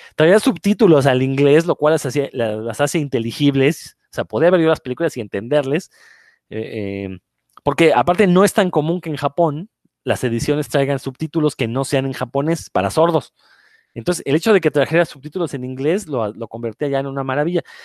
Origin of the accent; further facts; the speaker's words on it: Mexico; soy el único mexicano